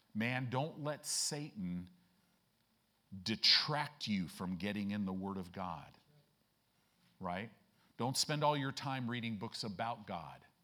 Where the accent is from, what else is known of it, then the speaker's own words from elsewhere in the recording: Chicago, Illinois, United States; moved away; I grew up in Chicago